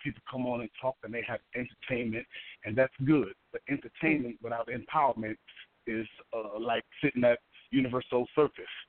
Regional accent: New York City, New York, United States; now in Columbus, United States; I'm originally from Harlem, New York and uh, I live here in Columbus

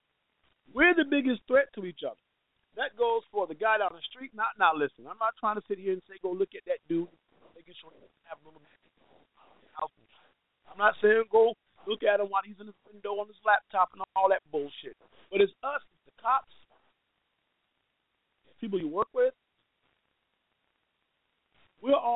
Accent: Georgia, United States; my home state of Georgia, man, look, we lived far away from Atlanta

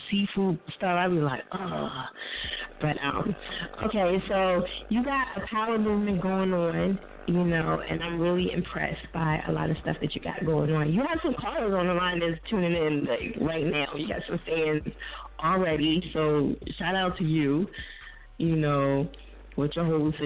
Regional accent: New Jersey, United States; So I'm from Jersey

